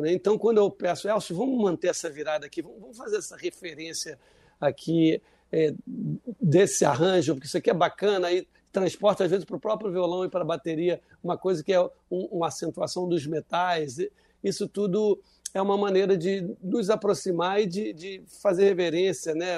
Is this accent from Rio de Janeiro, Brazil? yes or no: yes; Rio de Janeiro, Brazil; o Morro do Salgueiro é muito perto da Tijuca, onde eu nasci. Eu tinha relações com, de, de infância, amigos de infância e amigos de escola